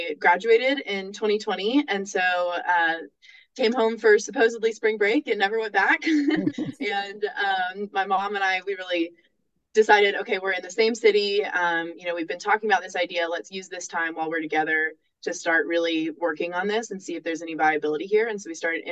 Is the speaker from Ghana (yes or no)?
no; Nashville, Tennessee, United States; I'm from Nashville